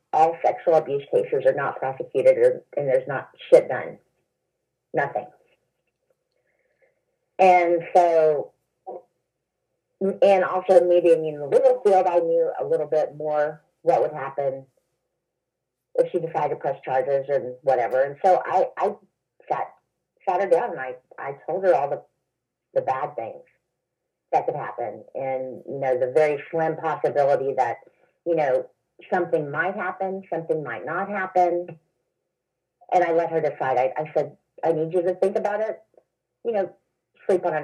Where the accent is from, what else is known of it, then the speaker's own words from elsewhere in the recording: the Bible Belt, United States; moved away as an adult; also born or lived in Oklahoma; now in Illinois, United States; I was from the Bible Belt